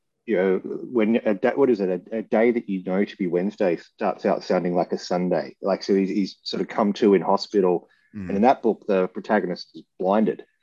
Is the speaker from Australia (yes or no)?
yes; Australia; as an Australian